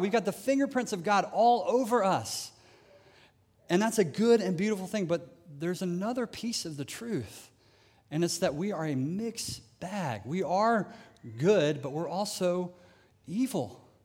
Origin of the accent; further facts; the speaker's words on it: United States; as an American